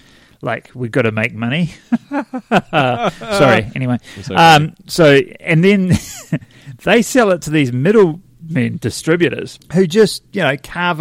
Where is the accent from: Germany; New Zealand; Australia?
New Zealand; we come from New Zealand.